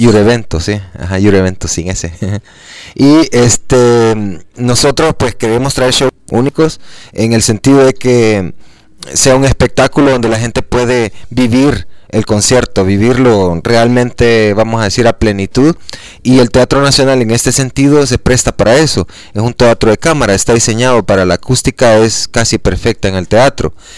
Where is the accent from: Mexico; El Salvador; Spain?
El Salvador; si nosotros somos salvadoreños